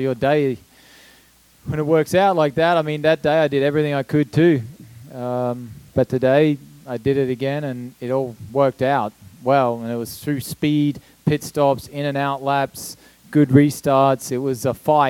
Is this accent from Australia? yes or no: yes; Australia; moved away; the first Australian to win the Indy 500